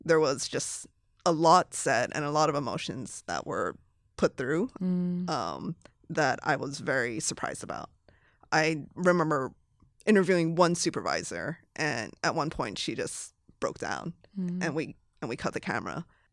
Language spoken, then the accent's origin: English; Hawaii, United States; moved away as an adult; also born or lived in Los Angeles / San Francisco; I was born and raised in Hawaii, which is a very diverse state